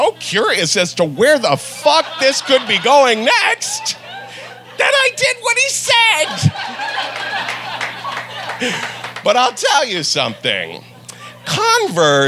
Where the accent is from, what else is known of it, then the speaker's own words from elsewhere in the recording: Ohio, United States; moved away; also born or lived in New York; I'm from Ohio